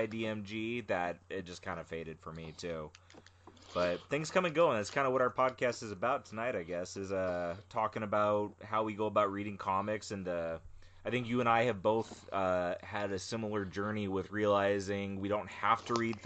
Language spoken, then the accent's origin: English; California, United States; moved away as an adult; now in Maine, United States; I'm from California